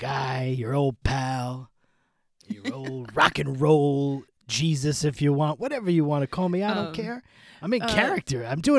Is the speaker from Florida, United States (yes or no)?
no; Asbury Park, New Jersey, United States; I heard you were hanging out there in Asbury Park, New Jersey. That's my hometown.